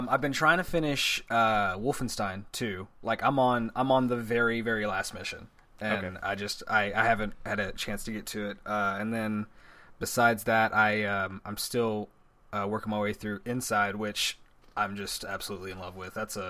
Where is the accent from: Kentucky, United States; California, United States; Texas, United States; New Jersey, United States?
Texas, United States; I am not from New York. I'm from Texas.